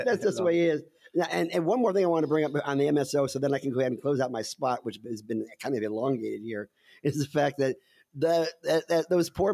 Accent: Detroit, Michigan, United States; I'm from Detroit

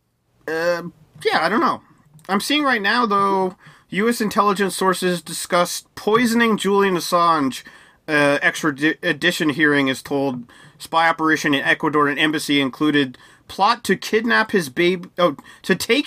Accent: Ireland; I'm Irish, and I know we drink a lot

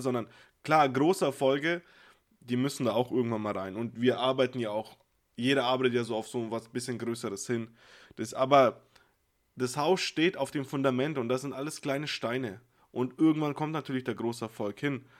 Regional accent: Nuremberg area, Bavaria, Germany; moved away as an adult; bin ich ja weggezogen aus der Region, wo ich aufgewachsen bin. Das heißt, ein großer Teil meiner Freunde, mit denen ich glücklicherweise immer noch sehr gut befreundet bin, ist noch in, also im Raum Nürnberg

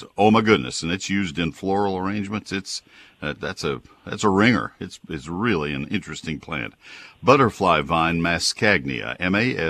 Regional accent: College Station, Texas, United States; I grew up with this in College Station.

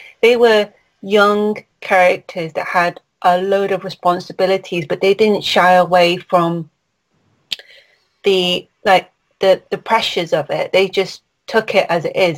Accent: United Kingdom; I'm a British born Chinese

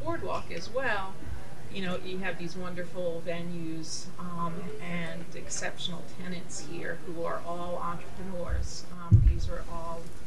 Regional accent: Long Beach, United States; I grew up in Long Beach.

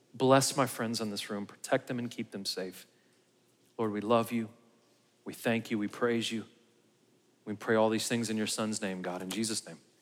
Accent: United States

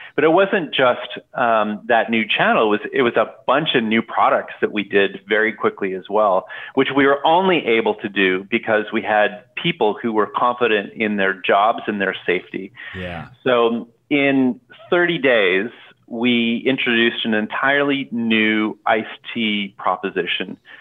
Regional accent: Canada; now in Portland, United States; I grew up in Canada.

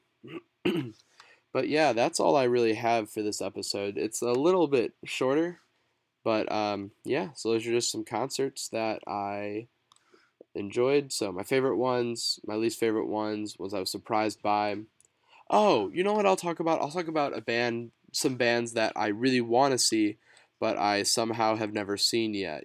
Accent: Chicago, Illinois, United States; I'm from the Chicagoland area

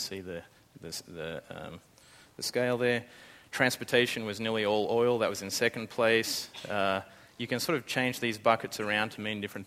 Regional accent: Australia; accent: Australian; now in San Francisco, United States; Australia, that's my accent

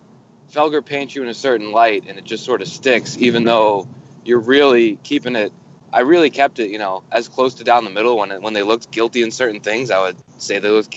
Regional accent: New England, United States; I am from New England.

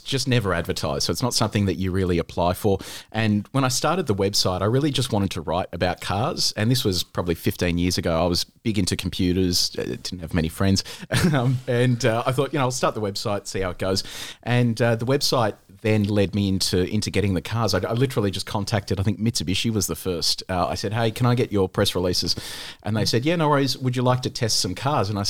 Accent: Australia; also born or lived in Novi Sad, Serbia; I was born in Serbia, in Novi Sad, and my parents came to Australia when I was 2.

